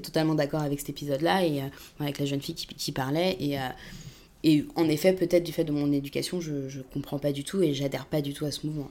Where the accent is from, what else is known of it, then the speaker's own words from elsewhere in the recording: Paris suburbs, Île-de-France, France; je viens de banlieue, je viens pas de, de Paris. Euh, intramuros